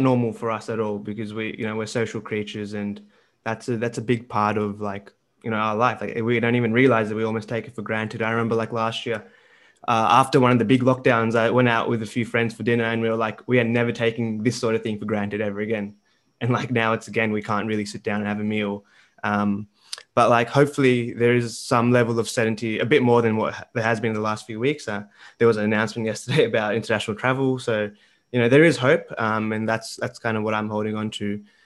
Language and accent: English; Melbourne, Victoria, Australia; also born or lived in Delhi, India; I was born in Delhi as well, came to Melbourne